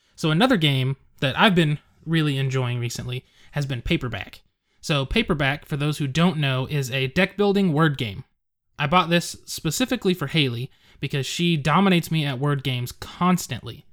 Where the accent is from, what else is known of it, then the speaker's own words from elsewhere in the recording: Edmond, Oklahoma, United States; my hometown. I live in Edmond, Oklahoma